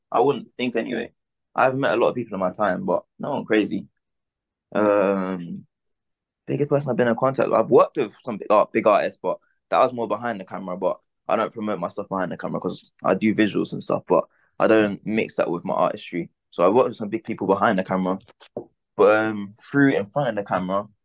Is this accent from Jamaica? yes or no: yes; Jamaica; I mean, I'm Jamaican as well, so it's gonna have to be